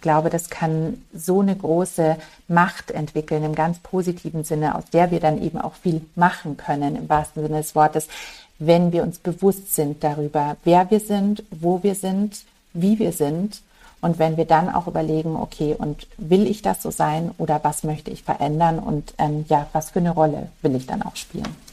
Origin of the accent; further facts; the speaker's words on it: Munich, Bavaria, Germany; Ich bin ähm, ein gebürtiges Münchner Kindel und für mich ist das einfach daheim